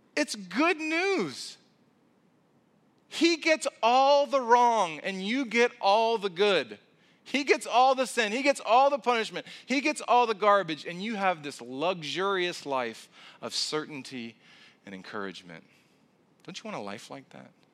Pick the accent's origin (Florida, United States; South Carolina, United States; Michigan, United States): South Carolina, United States; moved away; I'm originally from South Carolina